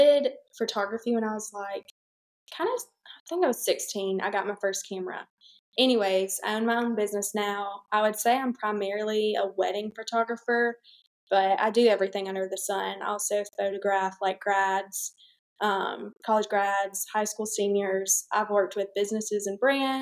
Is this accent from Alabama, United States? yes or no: yes; Troy, Alabama, United States; I'm from Troy, Alabama